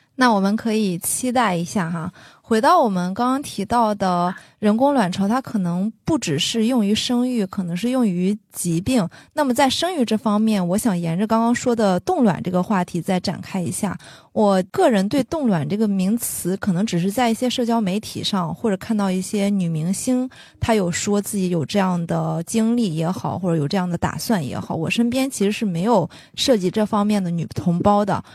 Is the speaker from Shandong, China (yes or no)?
yes; Shandong, China; moved away as an adult; also born or lived in Shanghai; 我自己是一个山东女孩子，我来上海读书之前